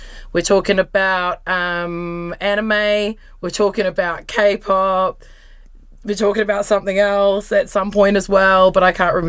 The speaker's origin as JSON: {"language": "English", "town": "Lower Hutt", "region": "Wellington", "country": "New Zealand", "said": "I'm also from Welly. Which is where? I'm from the Hutt."}